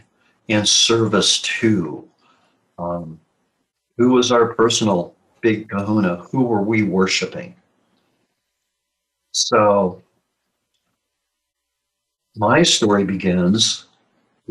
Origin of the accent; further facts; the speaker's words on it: Midwestern United States, United States; I was born and raised in the Midwestern United States